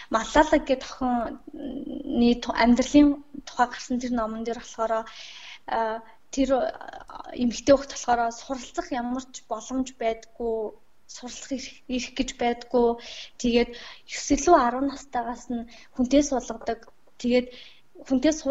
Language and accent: Mongolian; Mongolia; би Монгол орнд төрсөндөө бас Монгол сурч байгаадаа маш их талархаж байгаа.